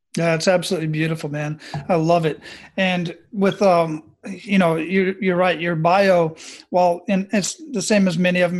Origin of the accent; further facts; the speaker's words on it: Phoenix, Arizona, United States; moved away; I'm originally from Phoenix, Arizona